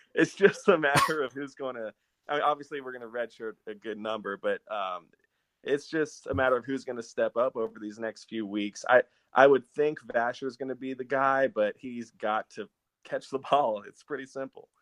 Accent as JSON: {"language": "English", "town": "Austin", "region": "Texas", "country": "United States", "tie": "born or raised there", "said": "I grew up here in Austin. I'm born and raised"}